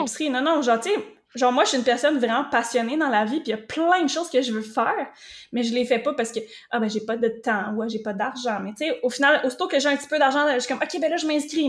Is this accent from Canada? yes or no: yes; Drummondville, Quebec, Canada; moved away as an adult; also born or lived in Rivière-du-Loup; je suis partie de Drummondville, mon petit patelin que j'avais été là toute ma vie.